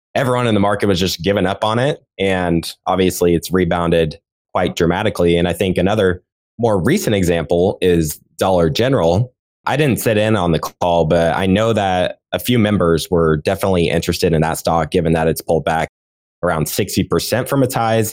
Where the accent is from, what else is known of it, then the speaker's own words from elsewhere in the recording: Nebraska, United States; I was actually born and raised in Nebraska and I'm still based here.